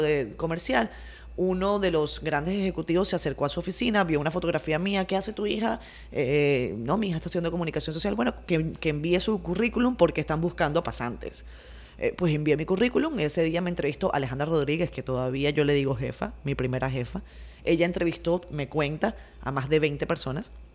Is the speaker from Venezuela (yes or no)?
yes; Venezuela; now in Dominican Republic; como venezolanos